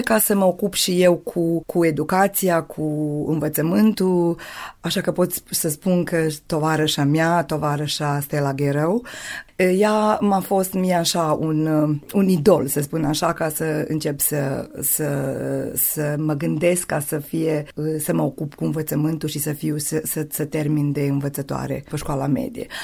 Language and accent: Romanian; Torak, Vojvodina, Serbia; moved away as an adult; now in Idvor, Serbia; între satul meu și între mine